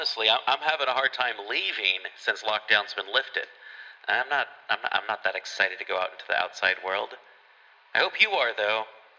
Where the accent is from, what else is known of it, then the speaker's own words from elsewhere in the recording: United States; I can't say the C word because I'm American.